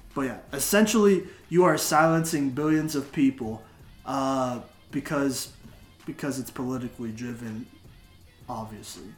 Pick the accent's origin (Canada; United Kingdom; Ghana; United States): United States; Texas; now in Colorado, United States; I grew up in Texas. It's a Republican. I'm being honest. It's a Republican state, and then I moved to Colorado